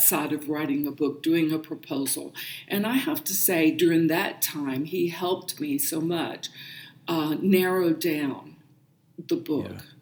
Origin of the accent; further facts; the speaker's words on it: South Carolina, United States; moved away; I grew up in South Carolina and attended a Pentecostal Holiness Church and grew up in the faith